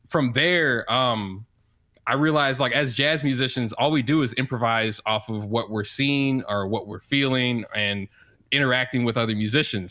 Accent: St. Louis, Missouri, United States; now in Kansas City, United States; I'm from Saint Louis, Missouri, but I live in Kansas City, Missouri

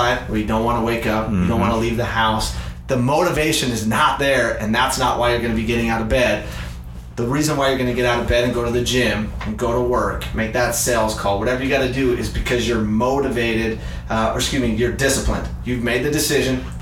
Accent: Utah, United States; now in Arizona, United States; I grew up in Utah

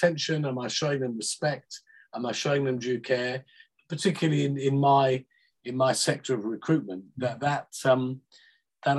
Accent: Liverpool, North West England, United Kingdom; now in near London, United Kingdom; I was born in Liverpool. I now live near London

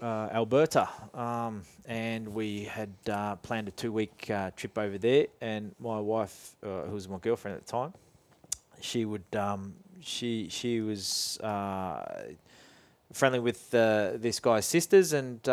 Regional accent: Scotland, United Kingdom; born there; As a youngster, I was born in Scotland, and my dad would take me there into the farms and fields where he grew up in Scotland

